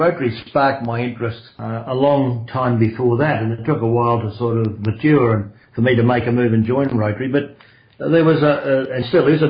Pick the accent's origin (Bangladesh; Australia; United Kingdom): Australia; Melbourne, Victoria; I grew up in Brighton in Victoria.